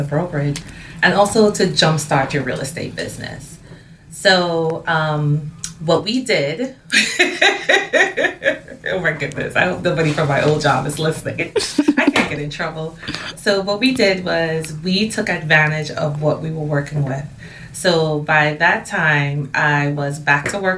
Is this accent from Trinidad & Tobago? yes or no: yes; Port of Spain, Trinidad & Tobago; moved away; I'm originally from Port of Spain and Trinidad and Tobago.